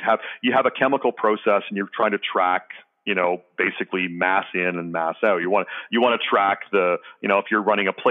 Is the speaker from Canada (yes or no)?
yes; Canada; I'm Canadian